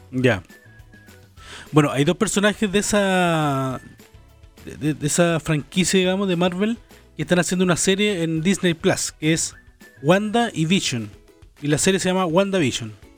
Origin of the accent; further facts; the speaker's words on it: Valdivia, Los Ríos, Chile; moved away; Yo soy de Valdivia